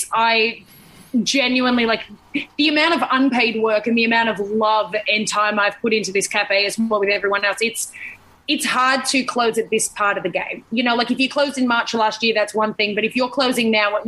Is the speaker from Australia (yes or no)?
yes; Sydney, New South Wales, Australia; growing up in Sydney